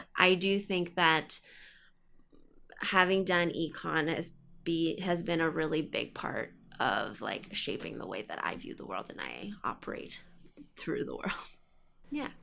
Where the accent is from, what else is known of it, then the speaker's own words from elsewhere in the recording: Ottawa, Ontario, Canada; moved away as an adult; now in Toronto, Canada; I did high school there